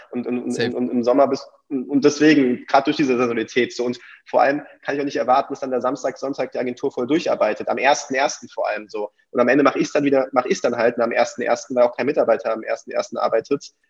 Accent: Belgium; die Holländer, ich bin, bin Belgier bin ich ein Fan.

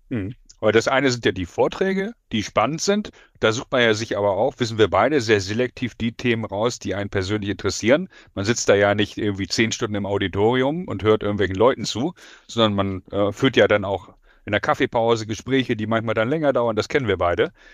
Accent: Hamburg, Germany; ich bin Hamburger Jung

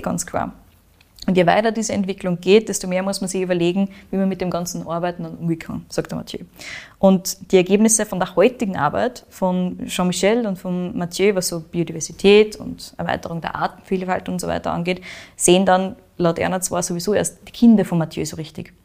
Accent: Austria; Bei uns in Österreich

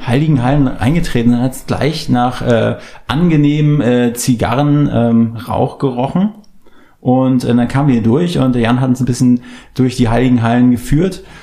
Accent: near Schwerin, Mecklenburg-Vorpommern, Germany; now in Berlin, Germany; wir kommen ja auch aus dem Norden, aus MacPom

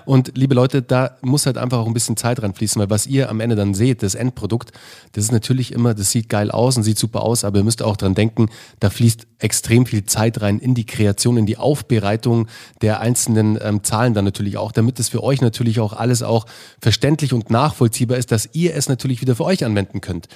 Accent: Munich, Bavaria, Germany; moved away as an adult; also born or lived in Berlin; ich bin als, äh, Mün als Münchner Jung

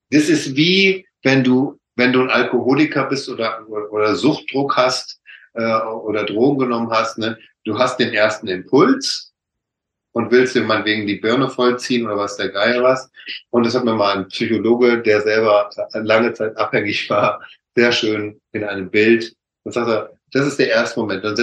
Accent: North Rhine-Westphalia, Germany; ich komme aus dem Ruhrpott, so schon sagt, von Hölzchen auf Stöcksken

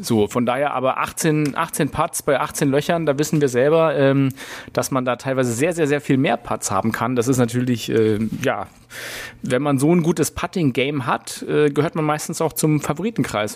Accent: Berlin, Germany; wir als Berliner

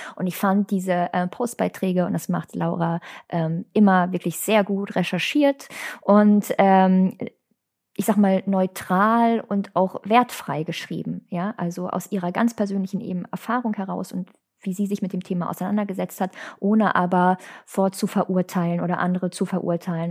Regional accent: Hagen, North Rhine-Westphalia, Germany; oute ich mich als gebürtige Hagenerin

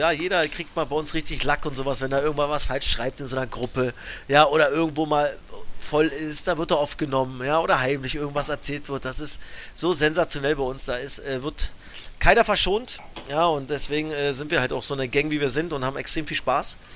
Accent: Cottbus, Brandenburg, Germany; Wir kommen beide aus Cottbus, ja.

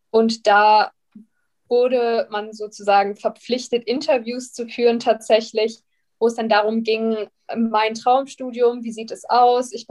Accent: Bavaria, Germany; Ich komme aus der Nähe von München, habe dann die LMU genommen

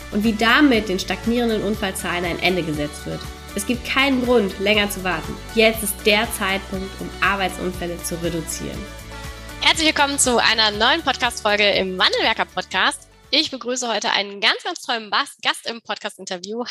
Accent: Germany; wie wir eben auch als Deutsche ähm, wachsen oder groß werden

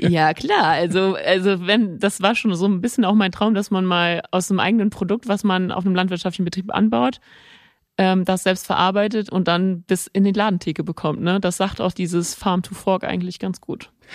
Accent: Nörvenich, North Rhine-Westphalia, Germany; also born or lived in Mönchengladbach / Venlo; wir sind dann als Kinder, sind wir im Ort, wir sind im Ort aufgewachsen

